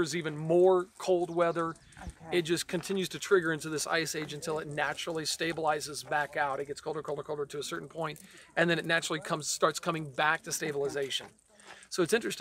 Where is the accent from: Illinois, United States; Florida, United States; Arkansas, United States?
Illinois, United States; Peoria; I was born in Peoria